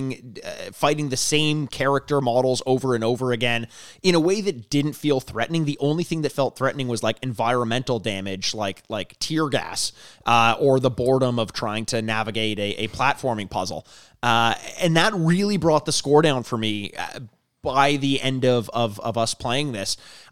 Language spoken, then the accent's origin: English; United Kingdom; I'm the British author of the podcast where I got paid per word.